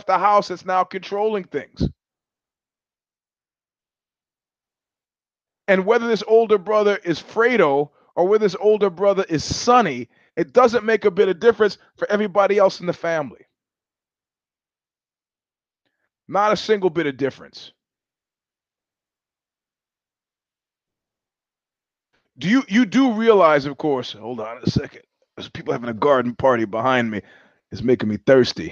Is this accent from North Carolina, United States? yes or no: no; New York, United States; moved away as an adult; also born or lived in California; I went to high school in New York and I'm a New Yorker